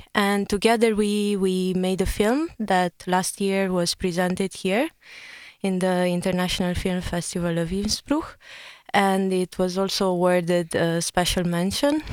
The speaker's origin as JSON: {"language": "English", "country": "Romania", "said": "I'm from Romania"}